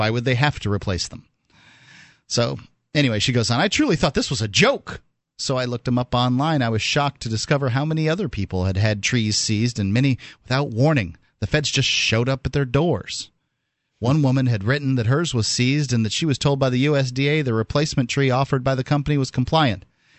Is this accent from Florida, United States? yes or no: yes; Florida, United States; I don't know anything about citrus greening, but I am from Florida, and we know a little bit about citrus canker.